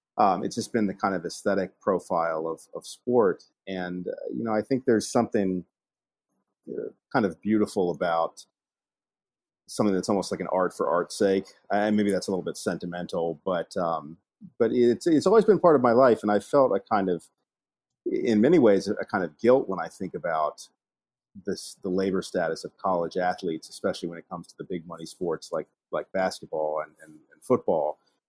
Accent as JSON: {"language": "English", "region": "Virginia", "country": "United States", "tie": "born or raised there", "said": "No, I grew up in Virginia, in the southwestern part of the state, in Appalachia."}